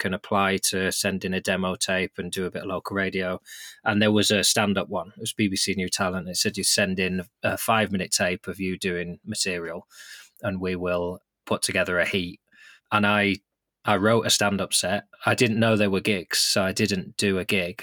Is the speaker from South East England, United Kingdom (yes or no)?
no; Lancaster, North West England, United Kingdom; I grew up in Lancaster, which is a big enough city